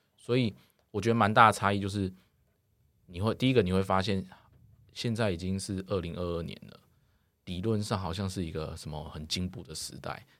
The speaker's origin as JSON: {"language": "Chinese", "country": "Taiwan", "said": "台湾我们目前的教育"}